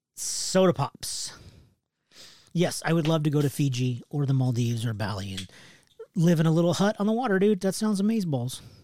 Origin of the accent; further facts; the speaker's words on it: West Coast, United States; I'm from the West Coast